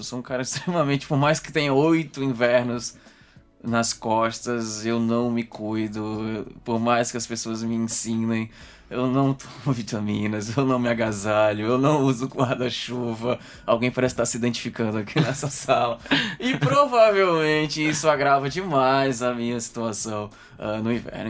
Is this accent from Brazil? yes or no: yes; Maceió, Alagoas, Brazil; moved away as an adult; now in Coimbra, Portugal; eu sou de Maceió, Alagoas, Nordeste